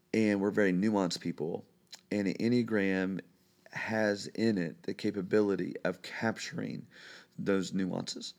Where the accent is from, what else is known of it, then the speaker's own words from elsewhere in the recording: Brookville, Indiana, United States; I am a native Hoosier. I, I, uh, was born and raised in Brookville, Indiana, which is about forty-five minutes west of Cincinnati